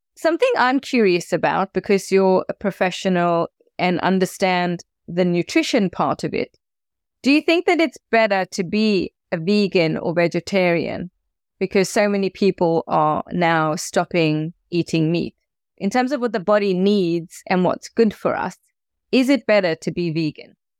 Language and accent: English; South Africa; as a South African